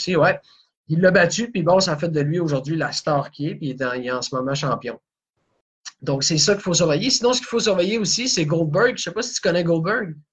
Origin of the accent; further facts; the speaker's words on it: Quebec, Canada; en tant que Québécois